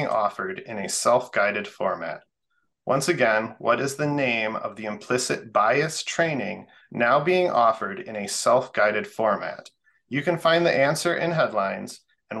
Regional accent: Manchester, Michigan, United States; I grew up in Ann Arbor, in a little town outside of Ann Arbor called Manchester.

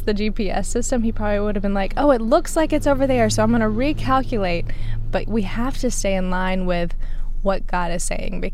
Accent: Alabama, United States; we're from Alabama

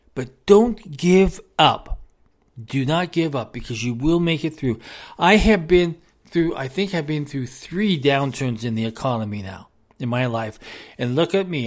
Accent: United States; We are an American. We are an American family

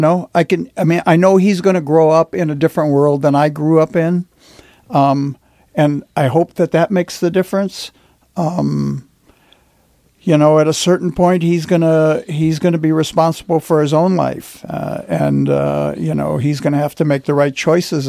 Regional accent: Detroit, Michigan, United States; as a boy growing up in Detroit

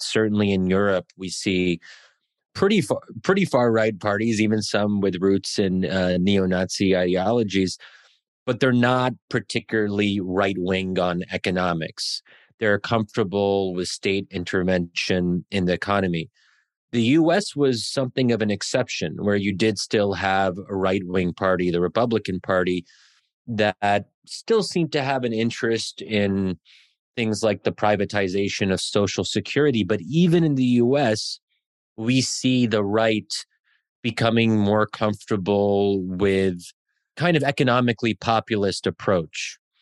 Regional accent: Pennsylvania, United States; I'm born and raised in Americ-, i, in Pennsylvania, but my parents are, are immigrants

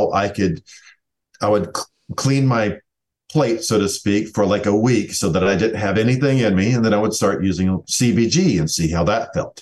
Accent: the South, United States; I'm from the South.

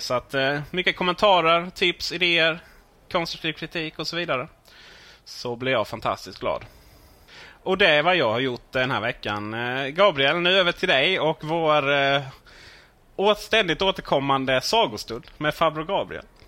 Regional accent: Ronneby, Blekinge, Sweden; jag är från Blekinge från början, Ronneby

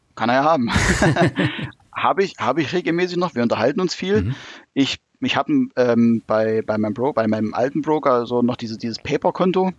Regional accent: Thuringia, Germany; moved away; also born or lived in Hanover; es hat mich dann doch wieder nach Thüringen zurückgezogen

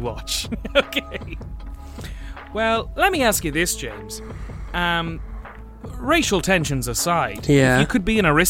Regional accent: Nigeria; I was sent back here when I was an adult, and I am Nigerian

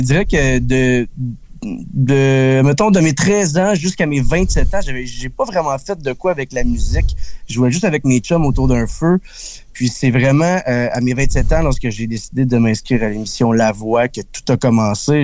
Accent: Berthierville, Quebec, Canada; je viens de Berthierville

